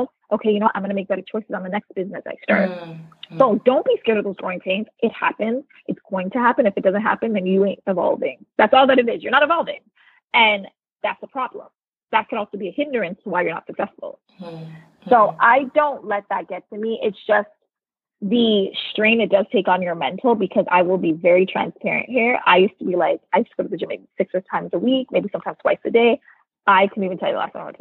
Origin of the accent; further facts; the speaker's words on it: Canada; moved away as an adult; now in United States; I'm originally Canadian born and I now live in the US.